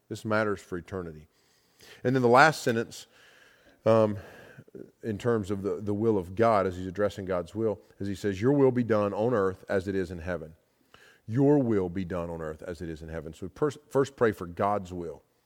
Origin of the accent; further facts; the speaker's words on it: United States; I'm an American